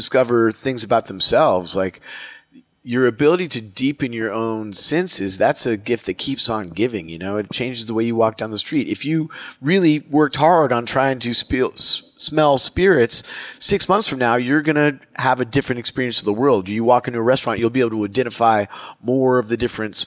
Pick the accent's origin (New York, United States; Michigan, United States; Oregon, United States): Oregon, United States; I grew up in Oregon.